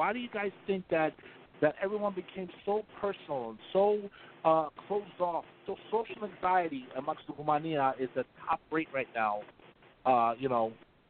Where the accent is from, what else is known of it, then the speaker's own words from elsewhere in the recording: Atlantic City, New Jersey, United States; I grew up in Atlantic City.